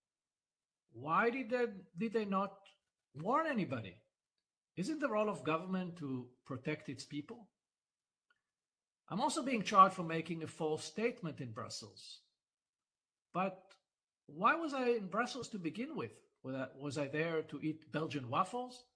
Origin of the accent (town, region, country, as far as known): Israel